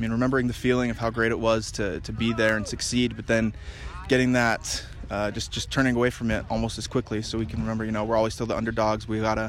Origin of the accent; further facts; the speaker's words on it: Utah, United States; I'm born and raised in Utah.